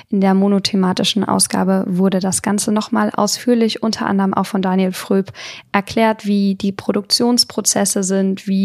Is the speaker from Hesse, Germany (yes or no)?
yes; Lampertheim, Hesse, Germany; ich komme ja aus Lampertheim, wie ihr vielleicht wisst, also wirklich aus der Hüwe wie Drive Region. Ich spreche unseren Dialekt leider auch gar nicht mal so stark.